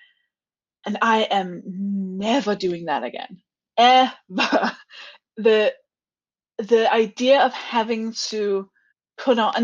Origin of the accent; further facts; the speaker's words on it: Denmark; now in United Kingdom; I'm from Denmark